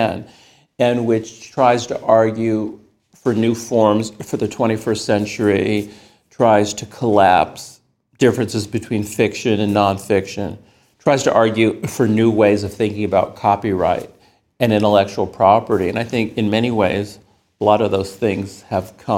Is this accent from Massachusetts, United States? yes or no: no; the Bay Area, California, United States; I grew up in the Bay Area